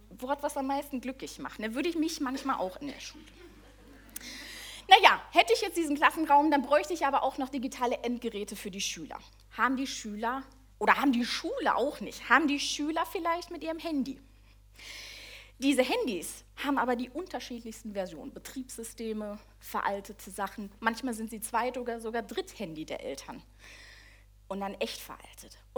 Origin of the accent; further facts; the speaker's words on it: North Rhine-Westphalia, Germany; Sonst mache ich es, also so normal, ich bin aus dem Ruhrpott, ne?